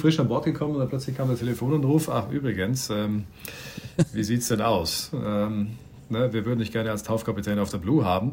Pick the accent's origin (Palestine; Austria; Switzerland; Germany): Austria; Bregenz, Vorarlberg; geboren und aufgewachsen in Bregenz am Bodensee